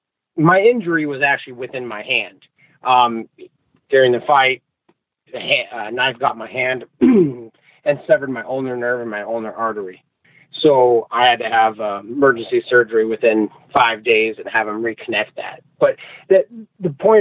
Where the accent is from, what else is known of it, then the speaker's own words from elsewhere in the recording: Anchorage, Alaska, United States; moved away as an adult; now in Idaho, United States; I spent most of my life growing up in Anchorage, Alaska